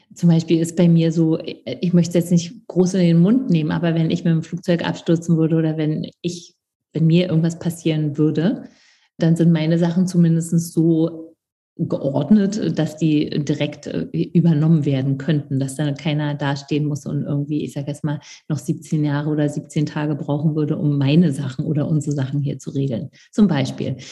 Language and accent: German; East Germany, Germany; ich komme aus dem Osten